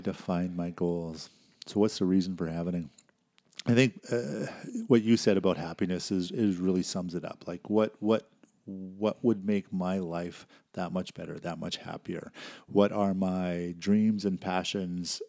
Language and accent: English; Canada; also born or lived in Saskatchewan / Alberta / British Columbia; I'm born and raised in Canada, um, lived in Saskatchewan, Alberta, B C